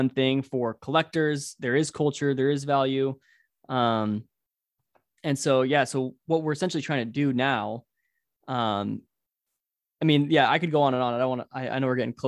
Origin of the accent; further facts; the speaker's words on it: Orange County, California, United States; I'm from Orange County